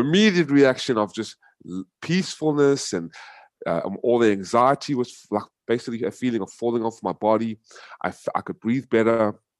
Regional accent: United States; moved away as an adult; also born or lived in South Africa; now in Vietnam; raised in America for twenty-five years

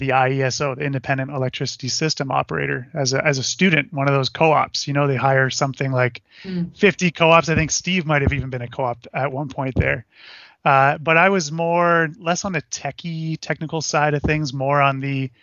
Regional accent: Burlington, Ontario, Canada; I grew up in Brant Hills in Burlington, kind of the north end.

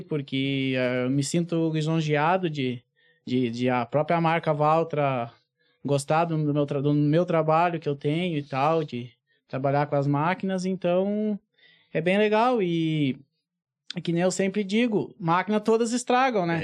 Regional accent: Encruzilhada do Sul, Rio Grande do Sul, Brazil; sou lá de Encruzilhada, da, da região sul, lá do Rio Grande do Sul

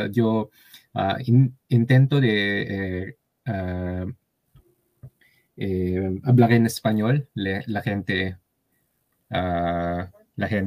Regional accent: Japan; Spanish is a second language; now in Tokyo, Japan; soy japonés y vivo aquí en Tokio.

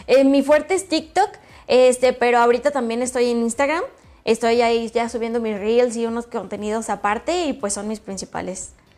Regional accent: Jacona, Michoacán, Mexico; moved away as an adult; now in León, Mexico; Soy de un lugar que se llama Jacona, Michoacán

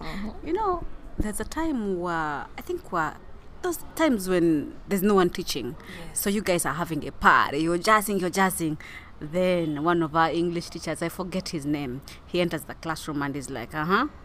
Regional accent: Kilembe, Western Region, Uganda; I was born in Kilembe

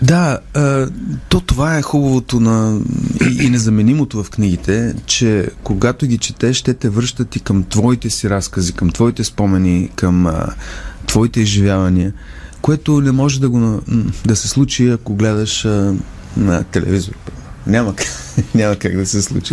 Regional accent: Bulgaria; като дете, аз като исках да свиря на китара, пък в България нямаше китари

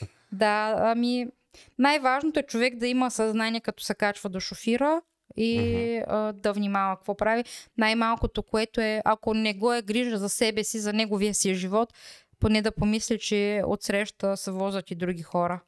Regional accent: Bulgaria

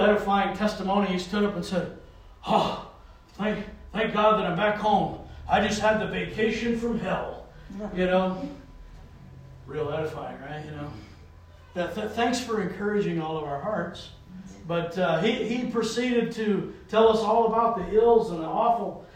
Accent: the South, United States; now in New England, United States; I grew up in the South

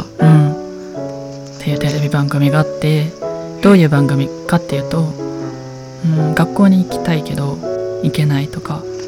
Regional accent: Kansai, Japan; accent: Kansai dialect; 関西弁出ちゃったけど

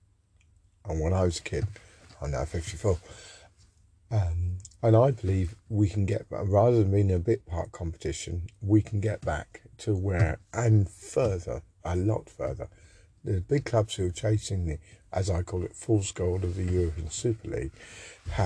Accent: Woking, South East England, United Kingdom; I come from Woking

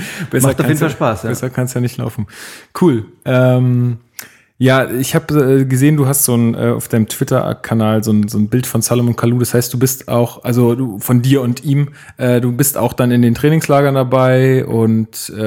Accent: near Leipzig, Saxony, Germany; moved away as an adult; now in Berlin, Germany; ich komme aus der Nähe von Leipzig.

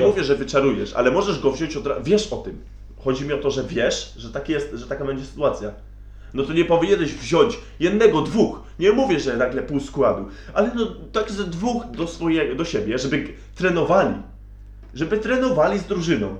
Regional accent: Łódź, Łódź Voivodeship, Poland; my jesteśmy z Łodzi

